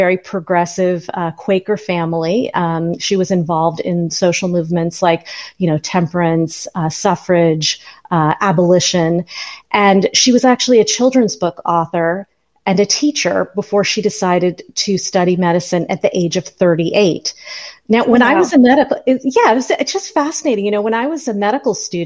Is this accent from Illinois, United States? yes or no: no; California, United States; moved away; also born or lived in Philadelphia; I grew up in California